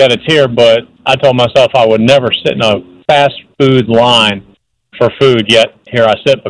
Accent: Louisiana, United States; now in Wesley Chapel, United States; I'm from Louisiana, so I've been eating Popeyes all my life. I live in Wesley Chapel

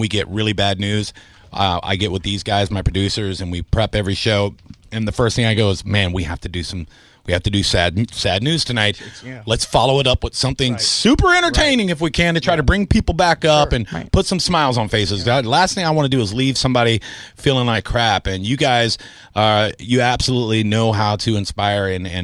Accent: Tampa, Florida, United States; I am a homegrown boy. I will say that. I think I'm the only on-air talent that is born and raised in Tampa

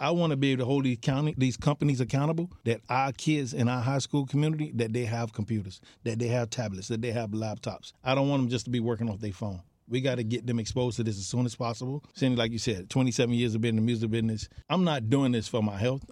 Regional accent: Miami Gardens, Florida, United States; I'm born and raised in Carroll City, not Miami Gardens, Carroll City

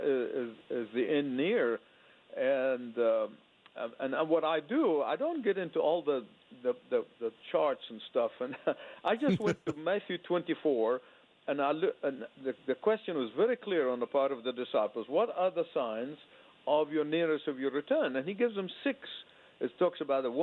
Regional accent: Egypt; now in United States; as a boy growing up in Egypt under socialist dictatorship

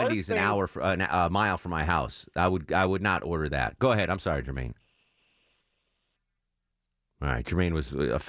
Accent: the North, United States; Hey, I'm from the North, and I eat it on occasion.

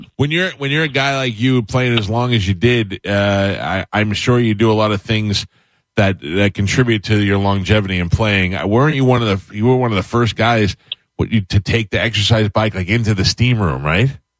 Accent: New York, United States; now in Tampa, United States; I grew up in New York

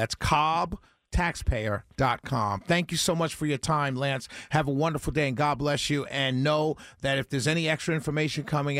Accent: New York City, New York, United States; accent: New York; now in Mableton, United States; I'm a New Yorker through and through, sir.

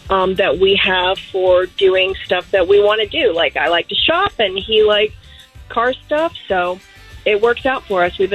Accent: Altamonte Springs, Florida, United States; I'm from Altamonte.

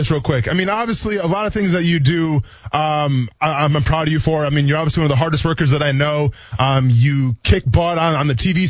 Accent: Wisconsin, United States; I grew up in Wisconsin, though, right? Not Michigan.

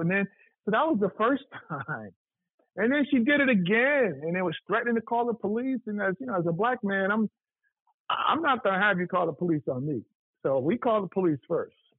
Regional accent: New York, United States; moved away as an adult; also born or lived in Appleton, Wisconsin; now in Atlanta, United States; I'm from New York, but I lived. I went to Morehouse. I lived in Atlanta for 12 years

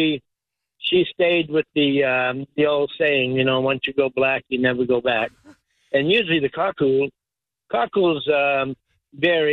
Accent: New England, United States; accent: New England; moved away as an adult; now in Tampa, United States; my New England accent

